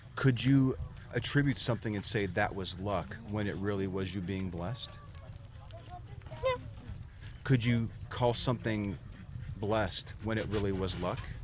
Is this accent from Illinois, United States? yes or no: yes; Chicago Heights, Illinois, United States; now in Texas, United States; I grew up in Chicago Heights